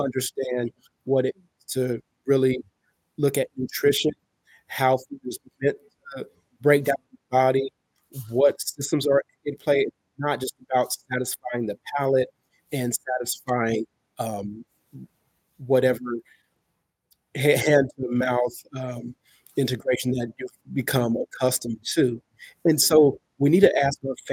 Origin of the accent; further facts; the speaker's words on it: California, United States; now in South Carolina, United States; I'm from California, but I live in the South right now, South Carolina to be exact